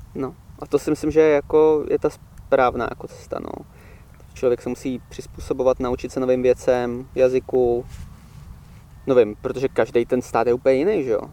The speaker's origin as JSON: {"language": "Czech", "country": "Czechia", "also_born_or_lived": "England", "moved": "as an adult", "said": "Já než jsem odjel do Anglie, já bych se popsal jako takový ten typický jako ten Čech"}